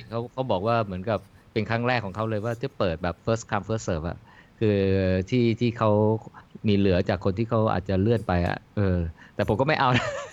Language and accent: Thai; Bang Sai, Phra Nakhon Si Ayutthaya, Thailand; moved away; บ้านเกิดอยู่อำเภอบางไทรไงอำเภอบางไทรห่างจากตัวจังหวัดประมาณ สัก 18 โล 20 โลโดยประมาณ